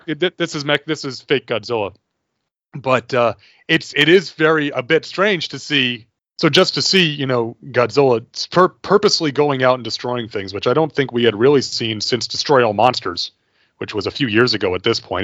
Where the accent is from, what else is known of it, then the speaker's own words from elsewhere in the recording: United States; I am an American